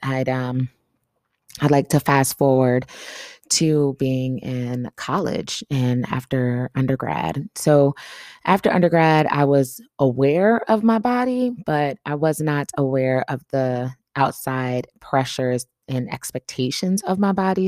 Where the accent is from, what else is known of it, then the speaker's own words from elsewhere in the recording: Atlanta, Georgia, United States; moved away; I traveled to my hometown, Atlanta